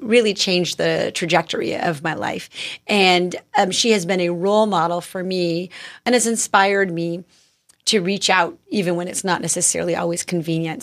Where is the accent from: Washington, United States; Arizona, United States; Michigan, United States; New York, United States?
Arizona, United States; Tucson; also born or lived in Mission Viejo, California; I was born in Mission Viejo, but I grew up in Tucson, Arizona